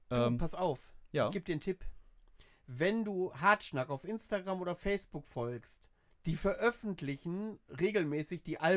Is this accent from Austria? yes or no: no; Georgia; Ich komme aus Georgien.